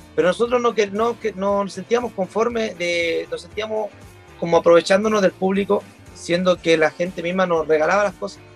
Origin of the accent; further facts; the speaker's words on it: Chile; somos el país de Latinoamérica